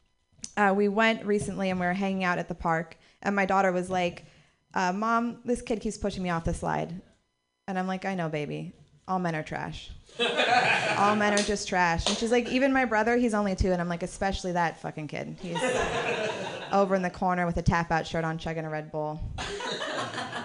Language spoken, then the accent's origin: English; Marin City, California, United States; I grew up in Marin City